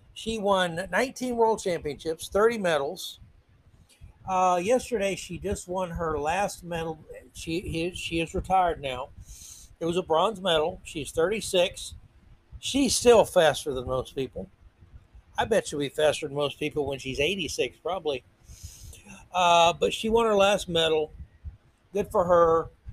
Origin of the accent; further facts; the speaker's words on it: United States; I'm an American